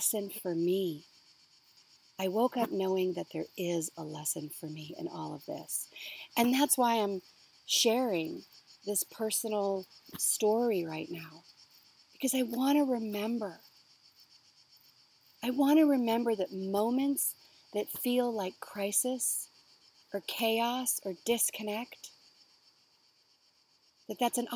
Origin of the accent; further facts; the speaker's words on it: Victoria, British Columbia, Canada; I grew up in Victoria, BC